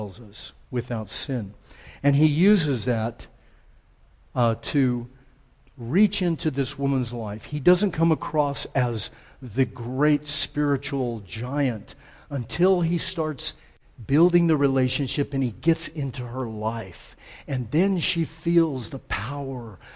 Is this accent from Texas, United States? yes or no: yes; El Paso, Texas, United States; born or raised there